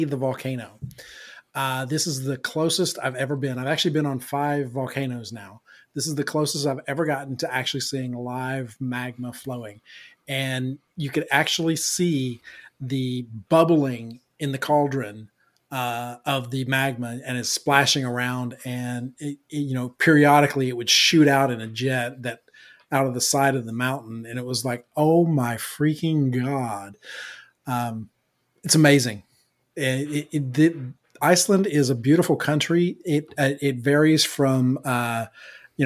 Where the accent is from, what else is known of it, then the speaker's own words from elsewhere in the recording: Appalachia, United States; I'm from Appalachia.